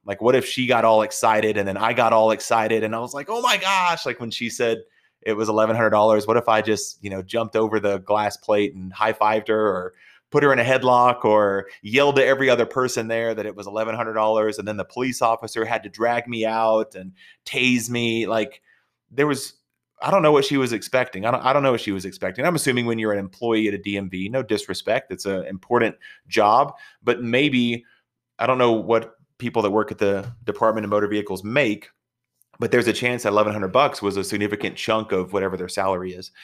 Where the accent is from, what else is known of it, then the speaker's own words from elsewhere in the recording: Texas, United States; I'm from Texas